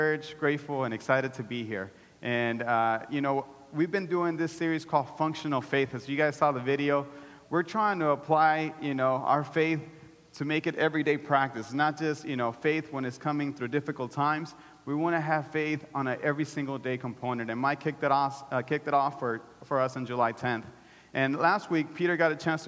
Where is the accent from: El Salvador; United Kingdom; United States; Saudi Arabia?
El Salvador; I'm Salvadorian.